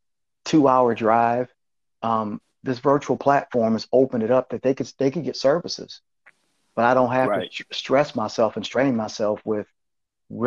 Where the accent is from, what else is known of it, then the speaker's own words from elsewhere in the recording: Flint, Michigan, United States; also born or lived in Detroit area, Michigan; Flint's my hometown